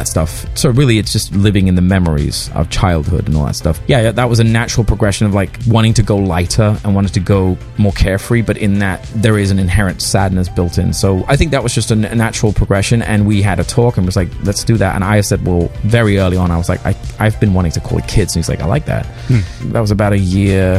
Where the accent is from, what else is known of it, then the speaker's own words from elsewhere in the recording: Denmark; moved away; I'm from Denmark originally